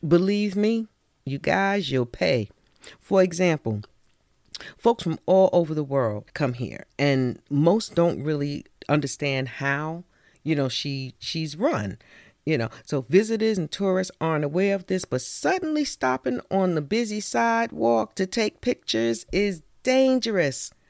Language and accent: English; New York, United States; accent: New York; growing up in New York is like growing up anywhere else